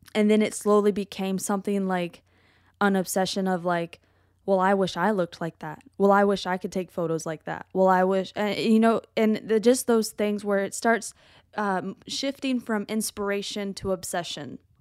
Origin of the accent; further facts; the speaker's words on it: United States; I love being American